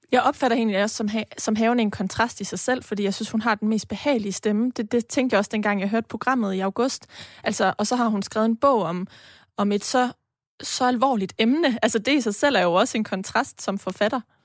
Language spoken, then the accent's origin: Danish; Denmark; vi jo også som danskere, øh, etniske danskere